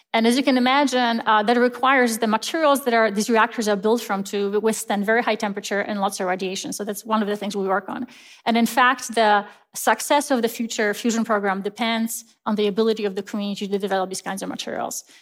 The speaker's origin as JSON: {"language": "English", "country": "Poland", "tie": "born or raised there", "moved": "as an adult", "lives_now": "United States", "said": "I grew up in Poland, and I was raised, uh, in a Christian faith"}